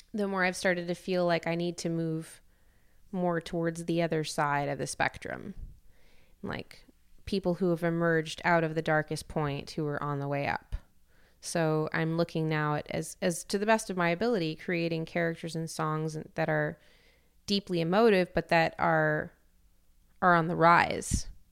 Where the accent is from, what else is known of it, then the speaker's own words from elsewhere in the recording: Canada; moved away; also born or lived in Europe; a Canadian with dual citizenship to America